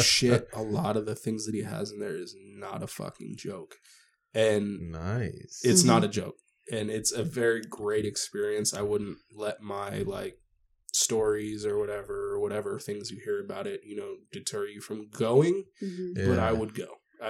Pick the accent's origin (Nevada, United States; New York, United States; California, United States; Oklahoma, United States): Nevada, United States; Las Vegas; I've never been, so even though I'm from Vegas